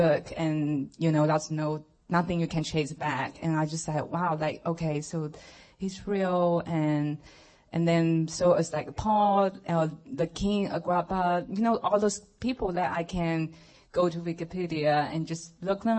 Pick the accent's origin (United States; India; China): China; moved away; I grew up in China, and just being raised in a family that they are atheists